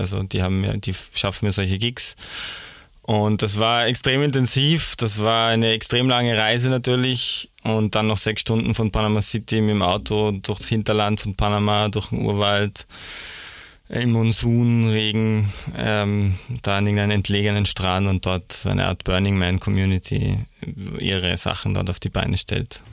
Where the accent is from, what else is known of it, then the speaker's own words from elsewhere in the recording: Salzburg, Austria; also born or lived in Vienna; ich bin äh, in Salzburg aufgewachsen